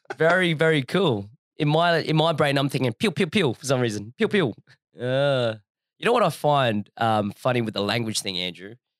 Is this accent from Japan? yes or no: no; Adelaide, South Australia, Australia; I grew up in Adelaide